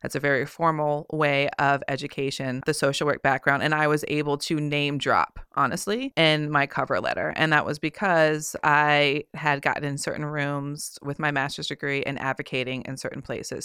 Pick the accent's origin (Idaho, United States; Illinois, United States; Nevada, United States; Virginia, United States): Virginia, United States; Richmond; my hometown right here in Richmond